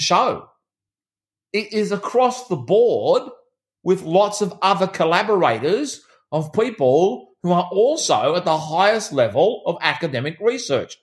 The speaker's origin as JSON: {"language": "English", "country": "Australia", "tie": "born or raised there", "said": "My country town that I grew up in here in Australia, it's only got 4,000 people"}